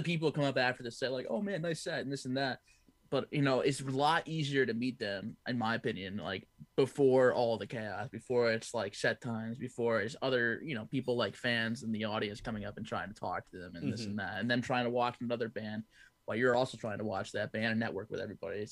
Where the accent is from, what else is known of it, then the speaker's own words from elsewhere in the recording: Poughkeepsie, New York, United States; we're from Poughkeepsie area